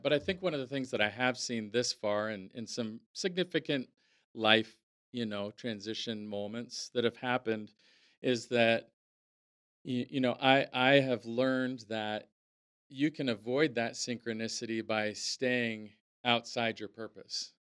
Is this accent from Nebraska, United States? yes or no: no; Napa, California, United States; growing up in Napa, um, was, um, yeah, it was i, idyllic